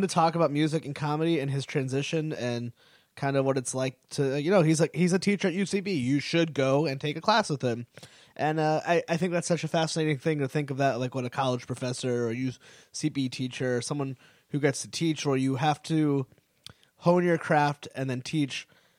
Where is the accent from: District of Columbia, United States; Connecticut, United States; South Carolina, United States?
Connecticut, United States; Wallingford; which is kind of where I grew up around near Meriden, was in Wallingford.